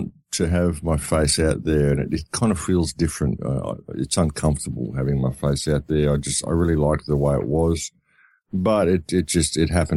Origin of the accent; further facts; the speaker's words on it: Australia; I come from Australia